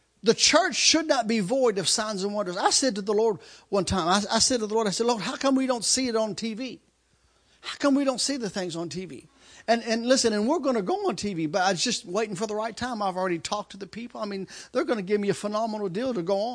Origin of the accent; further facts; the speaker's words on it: United States; I'm American